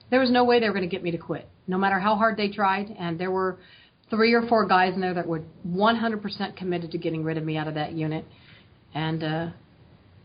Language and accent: English; Oregon, United States; I grew up in Oregon, out in the country